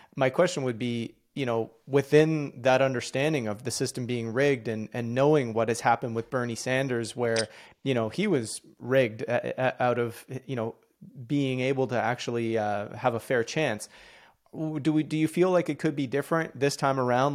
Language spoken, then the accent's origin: English; Canada; I'm Canadian